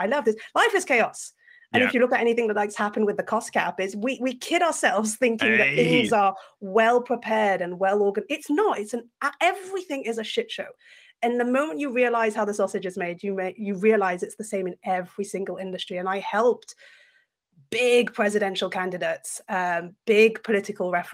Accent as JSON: {"language": "English", "town": "Brussels", "region": "Brussels-Capital Region", "country": "Belgium", "tie": "born or raised there", "also_born_or_lived": "France", "first_language": "French", "second_language": "English", "moved": "as an adult", "lives_now": "United States", "said": "I was born in France, grew up in Belgium, British by passport, now currently living in America"}